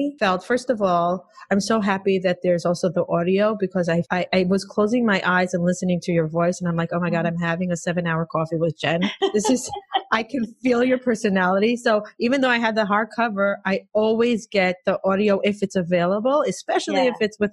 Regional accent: Israel; moved away as an adult; now in United States; I grew up in Israel. I came to the States. I married my husband when I was 26.

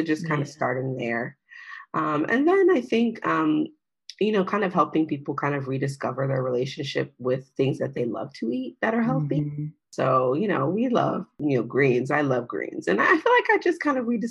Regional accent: United States; I'm African-American

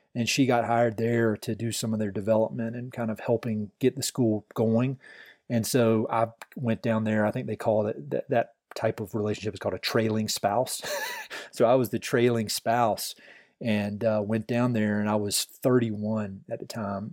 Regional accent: Tarboro, North Carolina, United States; moved away as an adult; now in Colorado Springs, United States; I'm in a really small town, uh, called Tarboro

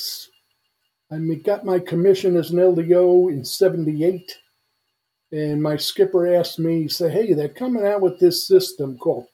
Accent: New York City, New York, United States; I am from Brooklyn, New York.

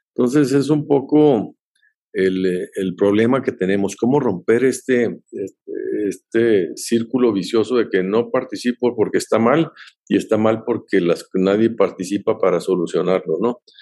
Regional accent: Mexico

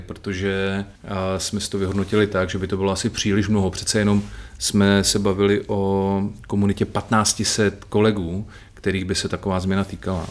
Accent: Bohumín, Moravian-Silesian Region, Czechia; v mém rodném městě Bohumíně

